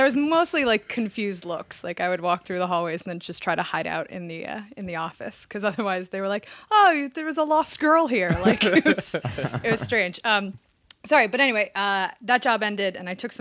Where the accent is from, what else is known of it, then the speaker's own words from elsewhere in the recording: Allentown, Pennsylvania, United States; moved away as an adult; also born or lived in Philadelphia, Pennsylvania; now in Los Angeles, United States; I was East Coaster. I grew up in Allentown, Pennsylvania. And then I lived in Philadelphia for a little bit, did college there